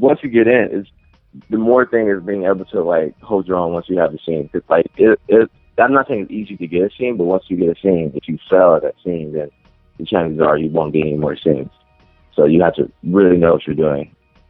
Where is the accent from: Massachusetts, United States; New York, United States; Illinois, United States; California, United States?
California, United States; Inglewood; now in Long Beach, United States; I was born and raised in Inglewood, but I moved a lot. But I currently reside in Long Beach